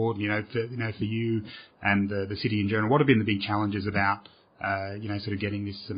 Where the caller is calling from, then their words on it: Australia; I'm calling from Australia